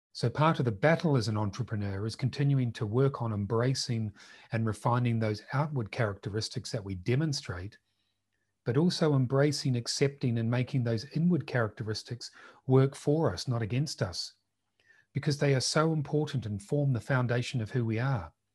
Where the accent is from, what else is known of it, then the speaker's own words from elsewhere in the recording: New Zealand; accent: New Zealand; most of you can tell from my accent, I'm from Aotearoa, New Zealand.